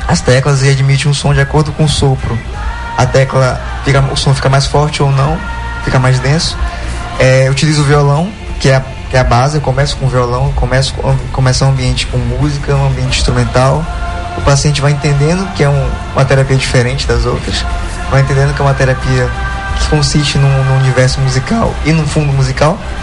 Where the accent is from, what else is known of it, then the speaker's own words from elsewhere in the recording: Tucuruí, Pará, Brazil; also born or lived in Belém; E é minha cidade natal